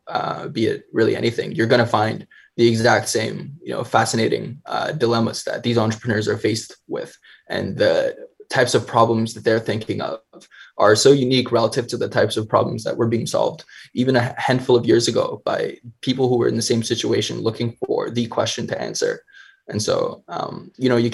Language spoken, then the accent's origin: English; Canada; being a Canadian